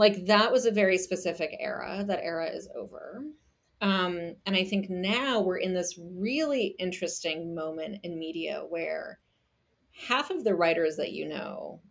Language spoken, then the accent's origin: English; Germany; moved away; I grew up in Germany and I speak German